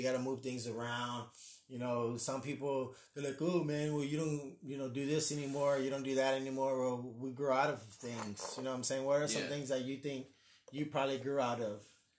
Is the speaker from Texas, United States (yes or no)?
yes; San Antonio, Texas, United States; especially if you're born and raised in San Antonio, you ain't got nothing to do as a kid, so you're like, oh, let's go walk downtown.